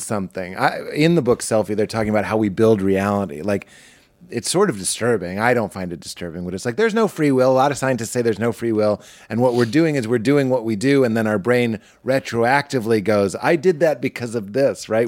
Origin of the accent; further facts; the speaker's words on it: Boston, Massachusetts, United States; I grew up in Boston. It's not in Jersey